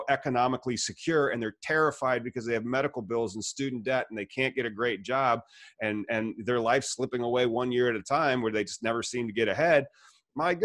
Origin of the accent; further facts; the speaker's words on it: United States; as an American